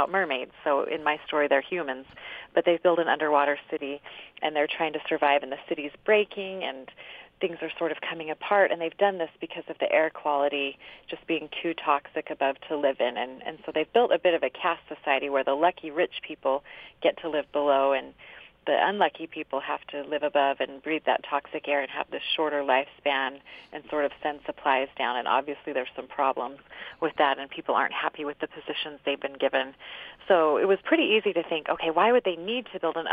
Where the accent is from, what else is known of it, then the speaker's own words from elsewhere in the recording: Cedar City, Utah, United States; I'm from Cedar City